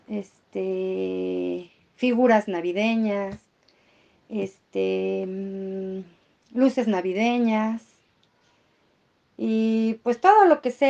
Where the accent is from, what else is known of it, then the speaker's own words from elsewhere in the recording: Mexico; Por algo somos mexicanos.